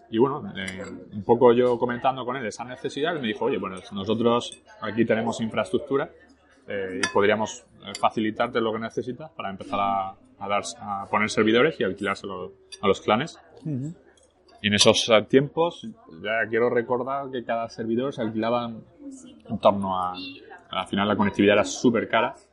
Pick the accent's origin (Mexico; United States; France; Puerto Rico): France; Arras, Hauts-de-France; born there; first language French; Spanish is a second language; Nací en Francia. Yo ¿Naciste en Francia? Yo, de hecho, mi primer idioma que aprendí fue el francés. Eh. nací en el 84, como te digo, en Arras, que está a una hora de París, al norte.